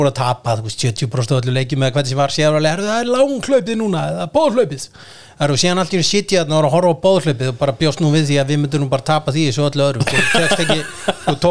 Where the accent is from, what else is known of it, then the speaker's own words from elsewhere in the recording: Garðabær, Capital Region, Iceland; ég er náttúrulega, ég er úr Garðabænum